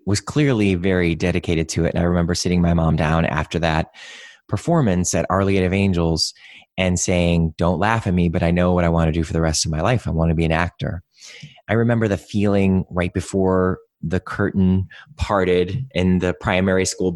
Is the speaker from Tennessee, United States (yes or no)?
no; Cleveland, Ohio, United States; moved away; I grew up in Cleveland, not too far from where you guys are